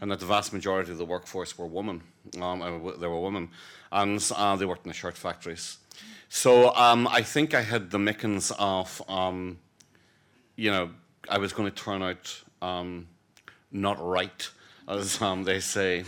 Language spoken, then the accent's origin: English; Ireland; as an Irishman who passionately believes in the peaceful, negotiated re-, reunion of our country